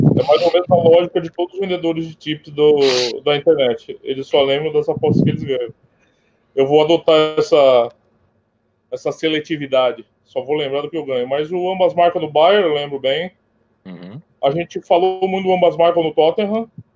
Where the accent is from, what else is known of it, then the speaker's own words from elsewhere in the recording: São Paulo, Brazil; Eu sou de São Paulo, Emanuel. Estado de São Paulo